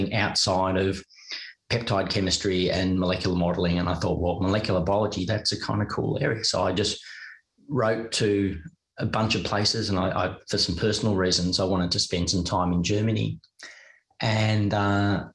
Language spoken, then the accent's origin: English; Melbourne, Victoria, Australia; moved away as an adult; also born or lived in United Kingdom; without having left my hometown, without having left Melbourne.